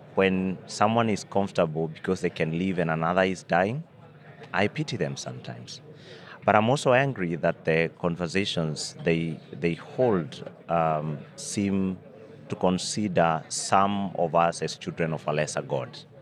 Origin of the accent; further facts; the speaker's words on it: Kenya; as a Kenyan